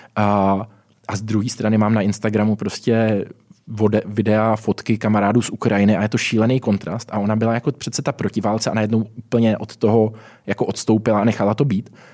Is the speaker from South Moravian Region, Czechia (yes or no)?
yes; Brno, South Moravian Region, Czechia; now in Prague, Czech Republic; jsem teď v Praze žiju, původně jsem z Brna